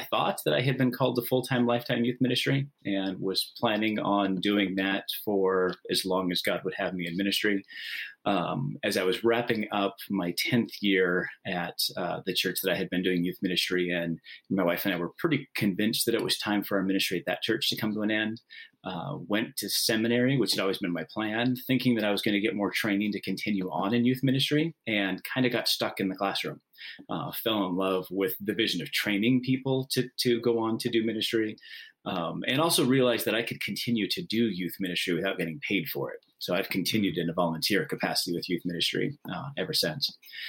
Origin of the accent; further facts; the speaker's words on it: West Coast, United States; also born or lived in Washington / California; I used to just say that I'm from the Pac-10 because I grew up in all of the states that have Pac-10 college football programs.